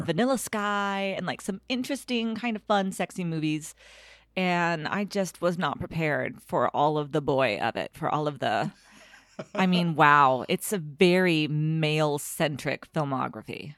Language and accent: English; United States; my American high school education